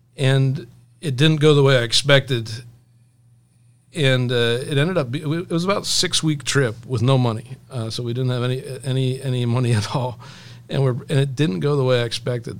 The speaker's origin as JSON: {"language": "English", "town": "Elizabethtown", "region": "Pennsylvania", "country": "United States", "tie": "born or raised there", "said": "I grew up here in Elizabethtown, Pennsylvania."}